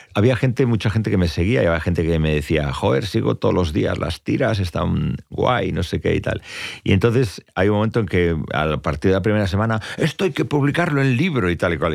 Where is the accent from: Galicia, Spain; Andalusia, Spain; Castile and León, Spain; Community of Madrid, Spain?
Galicia, Spain; Tui; son las fiestas de mi pueblo, que son las fiestas de San Telmo, en Tui